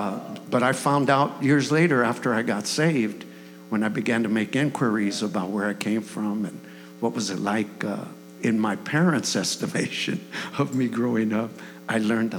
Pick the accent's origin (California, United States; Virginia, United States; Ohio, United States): California, United States; Los Angeles; accent: black accent; I was born at 1776 East 43rd Street. Actually, just a little over 40 blocks from here. You go straight up Alameda, 43rd Street. It's a neighborhood. It's an old established neighborhood called 38th Street.